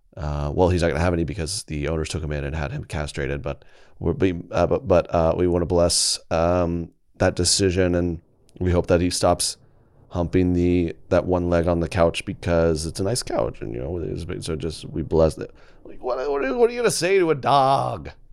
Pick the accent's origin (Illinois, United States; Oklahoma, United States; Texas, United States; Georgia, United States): Oklahoma, United States; Where I'm from Oklahoma